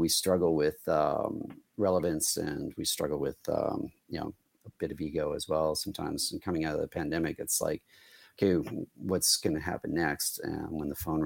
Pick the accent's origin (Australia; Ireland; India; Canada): Canada; all three of us are Canadians